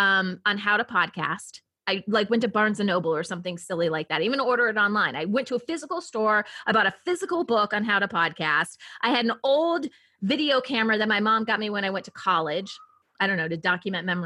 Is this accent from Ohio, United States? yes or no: yes; Ohio, United States; moved away as an adult; also born or lived in Michigan / Washington State / San Diego; I'm originally from Ohio. So I'm a Midwest girl